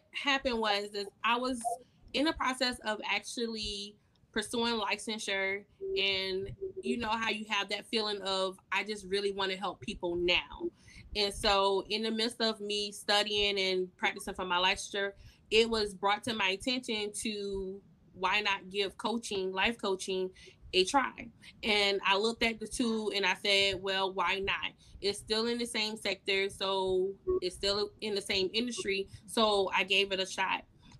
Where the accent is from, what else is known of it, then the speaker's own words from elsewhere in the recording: Orangeburg, South Carolina, United States; And as you mentioned, I am from Orangeburg, South Carolina.